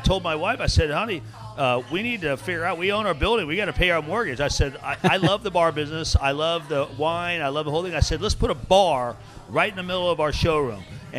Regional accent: Winter Park, Florida, United States; Mike Bass and I are both from this area, and I grew up in Winter Park

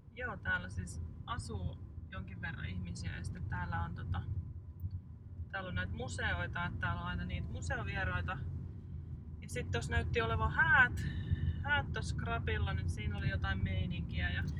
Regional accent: Hyvinkää, Uusimaa, Finland; also born or lived in Kerava; olemme Hyvinkäältä kotoisin ja meillä on sukulaisia asunut täällä järven päässä, niin nämä on jotenkin semmoisia tuttuja lapsuuden maisemia

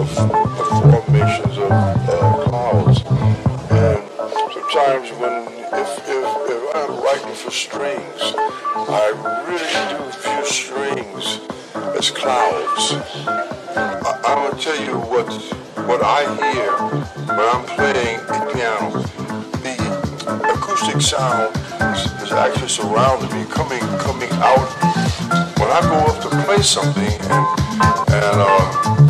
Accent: Southeast Texas, United States; also born or lived in Houston; I'm from Southeast Texas, and we always have clouds in the sky. I moved back to Houston in 99

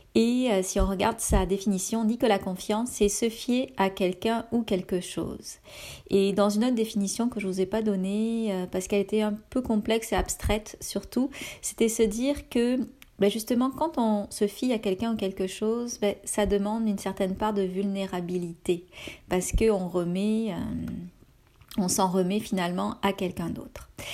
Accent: France; moved away as an adult; now in Canada

